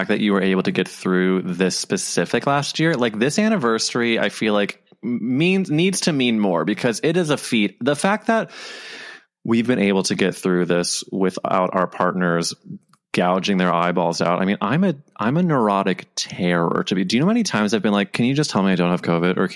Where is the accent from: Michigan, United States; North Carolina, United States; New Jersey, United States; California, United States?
California, United States; Los Angeles; now in New York, United States; I'm from LA.